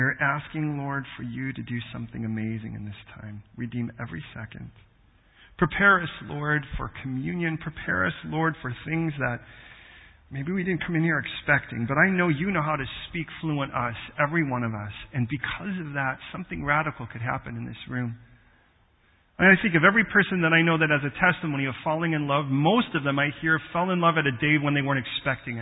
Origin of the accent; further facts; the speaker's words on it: United States; we have certain things that we have in common being American